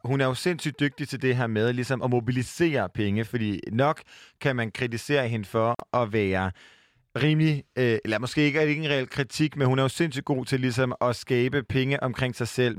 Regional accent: Jutland, Denmark; jeg var fra Jylland

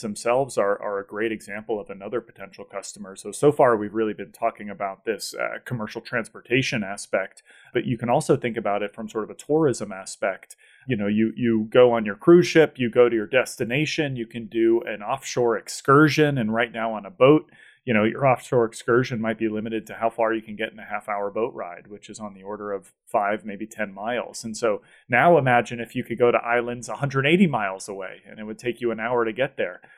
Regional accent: Boston, Massachusetts, United States; I grew up in the Boston area

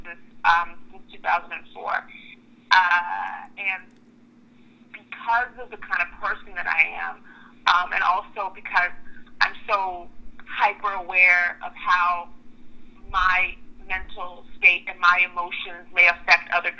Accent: Oklahoma, United States; also born or lived in Nigeria; I was born in Nigeria, but I was raised in Oklahoma, actually.

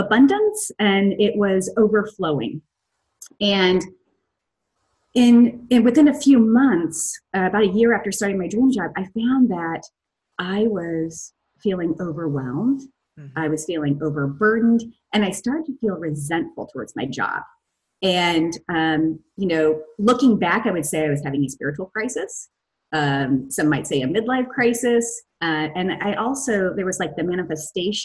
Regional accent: Missouri, United States; moved away; also born or lived in Chicago; We're both from Missouri.

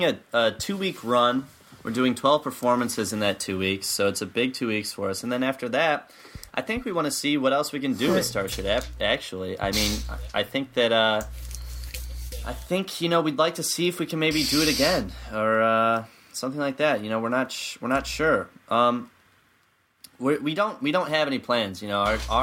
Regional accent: Midwest, United States; now in Chicago, United States; we're from the Midwest for the most part

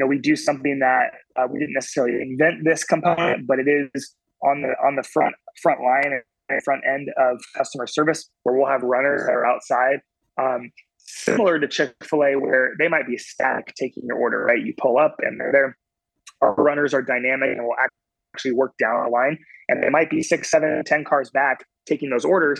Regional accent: Oregon, United States; now in Carolinas, United States; I grew up in Oregon on the West Coast

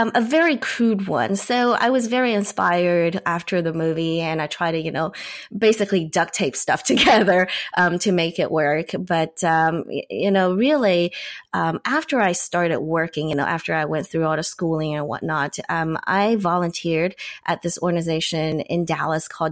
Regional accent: China; I grew up in China

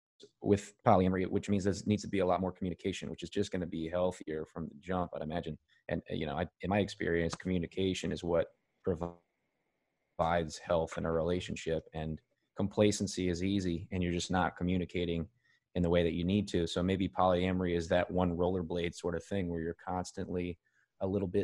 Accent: Mississippi, United States; also born or lived in Arkansas; I grew up in Mississippi, and I am from Arkansas

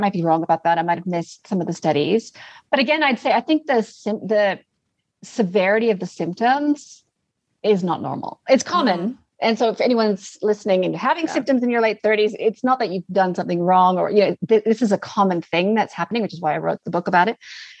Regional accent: Canada; also born or lived in Australia / New Zealand; I'm currently in Canada. I'm Canadian, but I've been down under for a long, long time.

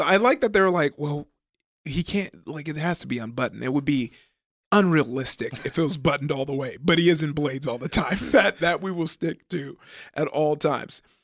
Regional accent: Compton, California, United States; I grew up in, uh, Compton

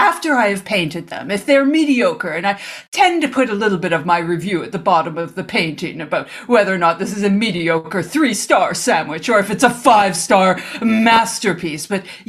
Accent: Omaha, Nebraska, United States; Yes, I go around my hometown of Omaha, and I find the best sandwich shops

